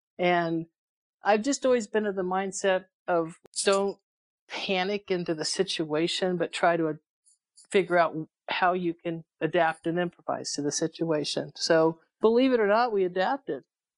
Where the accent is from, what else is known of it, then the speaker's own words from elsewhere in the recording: England, United Kingdom; born there; I was born overseas in England.